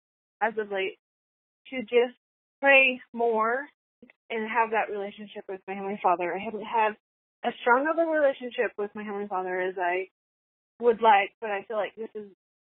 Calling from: Utah, United States; I'm calling from West Oregon, Utah.

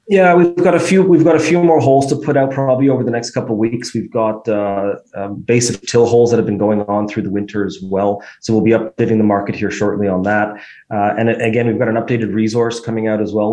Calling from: Toronto, Ontario, Canada; we're, we're calling from Toronto

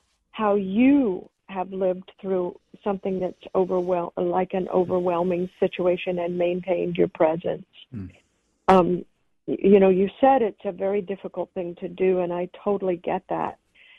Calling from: Los Angeles, California, United States; I'm calling from Los Angeles.

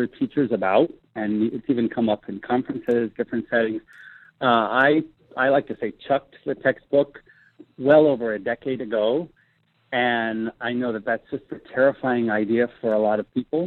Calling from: Laguna Beach, California, United States; I'm calling from Laguna Beach

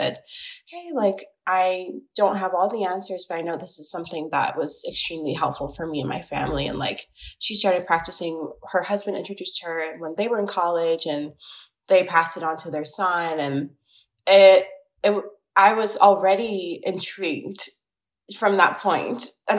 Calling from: New York City, New York, United States; I am 25 years old, and I'm calling from Brooklyn, New York

